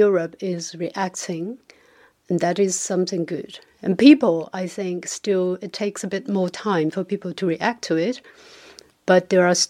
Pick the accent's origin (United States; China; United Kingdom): China; growing up in China, I still feel the remnant of Mao's time. When I grew up in the 1980s